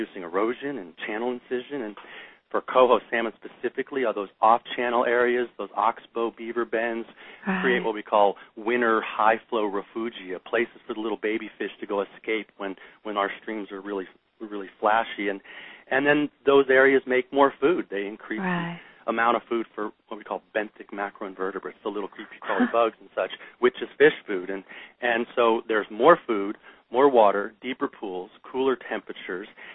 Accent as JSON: {"language": "English", "region": "Maryland", "country": "United States", "tie": "born or raised there", "also_born_or_lived": "West Yellowstone", "said": "I grew up a bunch in Maryland"}